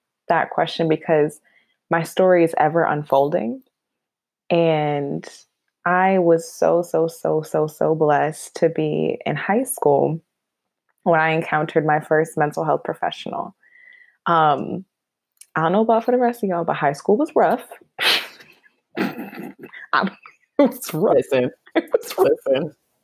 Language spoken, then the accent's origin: English; Buffalo, New York, United States; now in Albany, United States; I am born and raised in Buffalo, New York. Go Bills. I always got to represent my hometown. But I hail now from the Capital Region in New York, in Albany